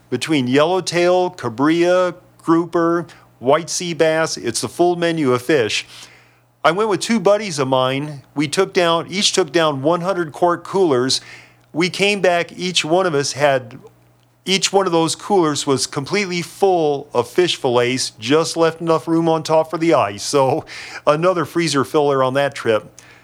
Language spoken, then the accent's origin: English; San Diego County, California, United States; also born or lived in Anza, California; I'm a native Southern Californian, born and raised in San Diego County